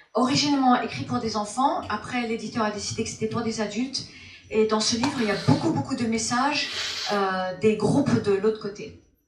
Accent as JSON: {"language": "French", "town": "Formentera", "region": "Balearic Islands", "country": "Spain", "tie": "born or raised there", "also_born_or_lived": "United States / France", "moved": "yes", "said": "Je suis née aux États-Unis et euh, j'étais élevée, en, quand j'étais petite, on est venu euh, en Europe, j'étais élevée dans une île, de la Formentera, dans les Baléares, entre Formentera et, la France"}